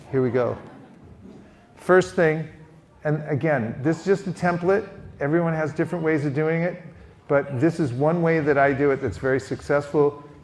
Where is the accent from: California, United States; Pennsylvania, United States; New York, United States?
California, United States; Here's my question I say, I'm from California.